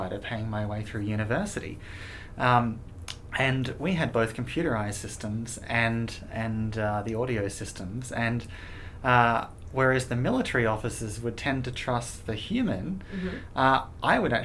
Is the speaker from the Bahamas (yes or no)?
no; Australia; I'm an Australian